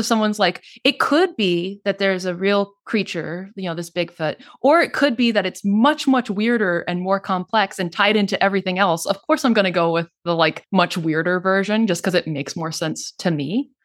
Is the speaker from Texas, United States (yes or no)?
yes; North Texas, United States; moved away as an adult; I grew up in North Texas.